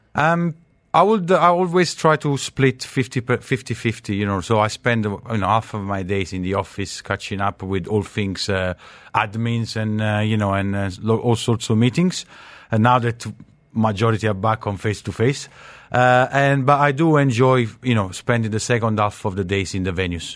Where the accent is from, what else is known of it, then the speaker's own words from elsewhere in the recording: Naples, Campania, Italy; now in United Arab Emirates; I'm from Napoli